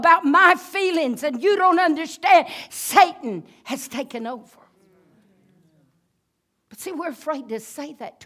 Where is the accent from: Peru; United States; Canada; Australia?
United States; I'm an American